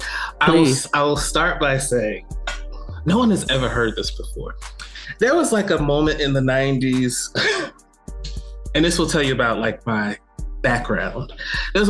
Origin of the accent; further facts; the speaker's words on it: East Orange, New Jersey, United States; moved away as an adult; also born or lived in Philadelphia; I grew up in East Orange, New Jersey